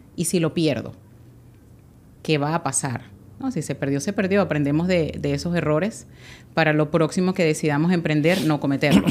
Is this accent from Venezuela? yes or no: yes; Guatire, Miranda, Venezuela; moved away as an adult; now in United States; Yo soy de Guatire, en Venezuela